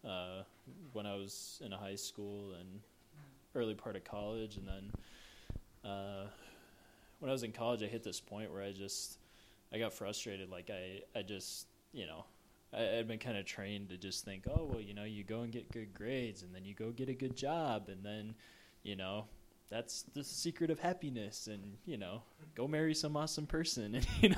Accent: Minnesota, United States; also born or lived in Oklahoma; I was born in Minnesota. My parents moved to Oklahoma. They were there for 5 years and then moved back

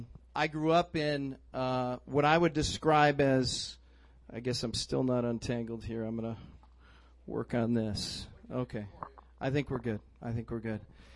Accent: Fargo, North Dakota, United States; also born or lived in North Carolina; now in Twin Cities, United States; I was born in North Carolina. We moved to Fargo, North Dakota. Anybody seen the movie? Know anything about Fargo? I've lost my accent since I moved to the Twin Cities.

